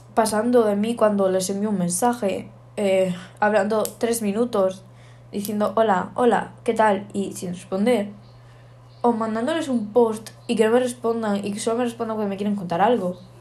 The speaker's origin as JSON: {"language": "Spanish", "region": "Canary Islands", "country": "Spain", "said": "soy de Canarias"}